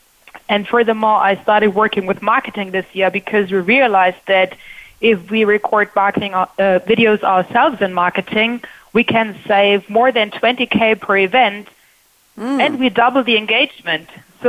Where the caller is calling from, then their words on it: Germany; also born or lived in Berlin, Germany; I'm calling in from Germany. On the first show, I still lived in Berlin, but now I live close to Munich, which makes me a frequent visitor to the Oktoberfest.